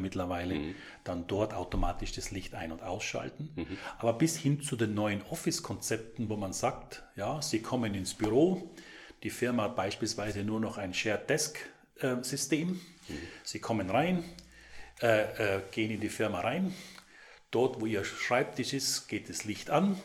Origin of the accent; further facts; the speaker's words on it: South Tyrol, Trentino-Alto Adige, Italy; now in Vorarlberg, Austria; Als gebürtiger Südtiroler